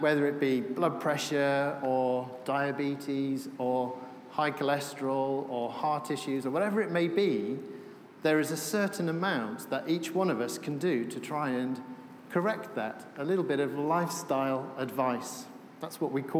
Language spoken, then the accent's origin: English; Wales, United Kingdom; I'm from Wales